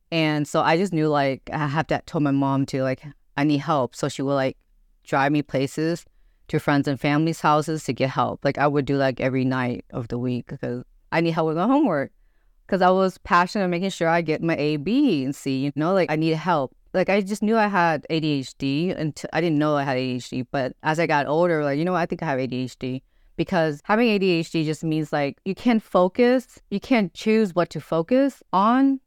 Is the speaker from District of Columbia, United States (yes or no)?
no; Grand Prairie, Texas, United States; also born or lived in Dallas; I was born and raised in Grand Prairie, but I was born in Dallas